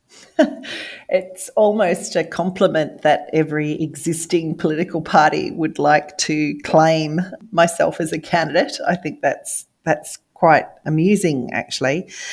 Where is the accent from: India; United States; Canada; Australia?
Australia; I am Australian